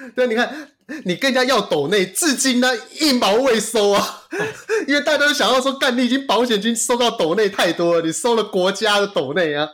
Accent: Taiwan; 我们台湾人

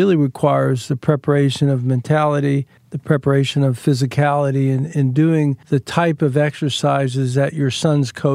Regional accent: Long Island, New York, United States; growing up on Long Island

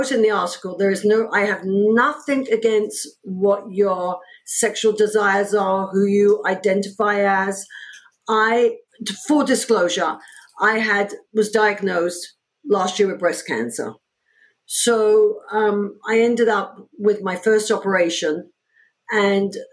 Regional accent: London, United Kingdom; moved away as an adult; also born or lived in New York, United States; now in United States; I was born in London, in England

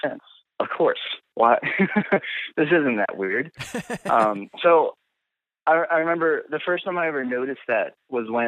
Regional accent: Winchester, Virginia, United States; We're both from Winchester

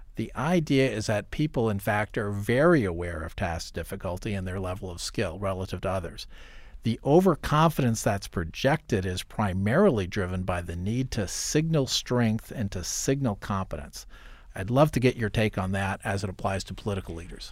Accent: Iowa, United States; as a kid growing up in Iowa

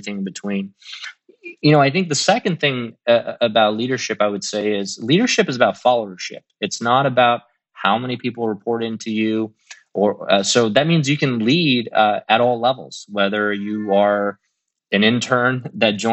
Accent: Midwest, United States; also born or lived in China; as a kid growing up in the Midwest

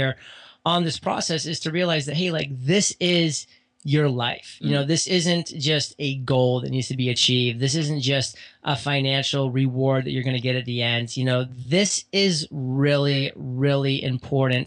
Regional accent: Maine, United States; moved away as an adult; also born or lived in Rhode Island / Boston / New York City; now in San Diego, United States; born and raised in Maine for the first 18 years of my life

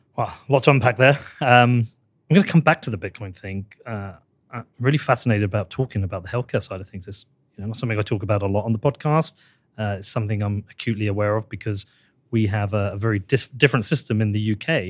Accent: United Kingdom; I'm British

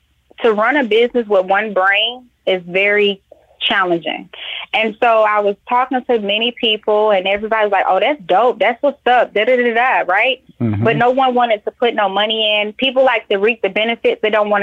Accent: Atlanta, Georgia, United States; my last location where I got transferred from my job was Atlanta, my hometown.

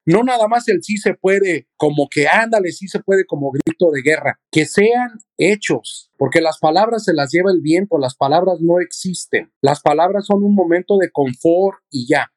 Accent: Mexico City, Mexico; now in United States; yo soy de México, yo vine de la Ciudad de México

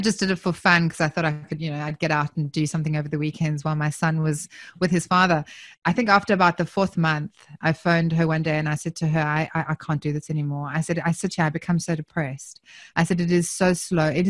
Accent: South Africa; accent: South African; now in Southern Highlands, Australia; I'm obviously from my accent, I'm originally South African

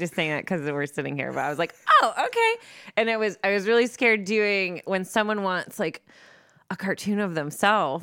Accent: Monroe, Michigan, United States; also born or lived in Lincoln Park, Michigan; I'm from Monroe, Michigan, well, Lincoln Park, Michigan, then Monroe, Michigan

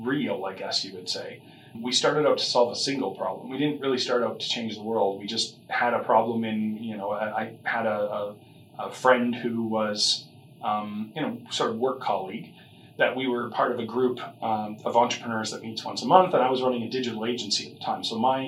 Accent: Calgary, Alberta, Canada; also born or lived in Victoria, British Columbia; I started out here in Calgary. That's most of my family's from here.

